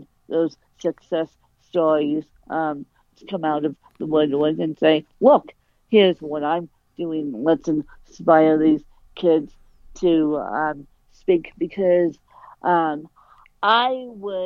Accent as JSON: {"language": "English", "region": "Colorado", "country": "United States", "tie": "born or raised there"}